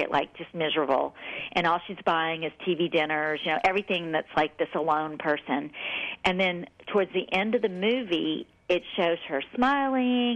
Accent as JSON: {"language": "English", "town": "New Orleans", "region": "Louisiana", "country": "United States", "tie": "born or raised there", "said": "I'm from the South, I'm from New Orleans, and so, you know, we're raised to be nice"}